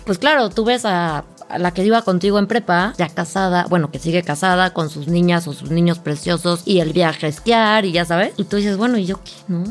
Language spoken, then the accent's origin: Spanish; Cuernavaca, Morelos, Mexico; moved away as an adult; now in Mexico City, Mexico; yo nací en México, crecí en Cuernavaca